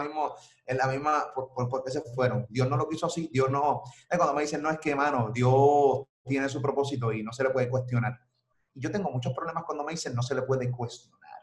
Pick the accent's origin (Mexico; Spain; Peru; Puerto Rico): Puerto Rico; Carolina; also born or lived in New Jersey; Yo soy de Carolina, Rolling Hills. Me crié en Rolling Hills, Carolina, y luego en Metrópolis viví.